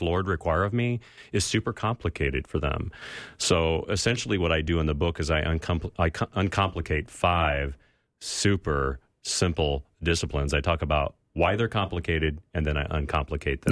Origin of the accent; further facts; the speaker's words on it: California, United States; We grew up in California, so it was warm in the backyard